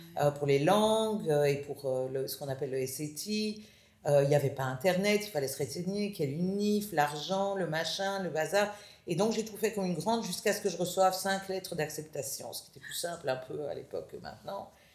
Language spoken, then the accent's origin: French; Brussels, Brussels-Capital Region, Belgium; moved away as an adult; also born or lived in United States / Israel; Je suis née à Bruxelles, famille de quatre filles